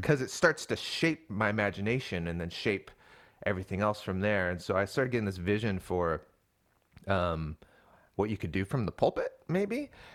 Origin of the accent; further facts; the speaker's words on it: Seattle, Washington, United States; moved away as an adult; now in Portland, United States; So I was born in Portland. We all grew up in the Seattle area